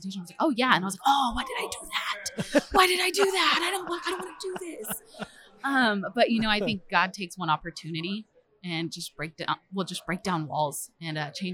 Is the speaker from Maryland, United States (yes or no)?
no; Springfield, Missouri, United States; I'm from Springfield, Missouri, and I'm our children's pastor at North Point Church at our Springfield location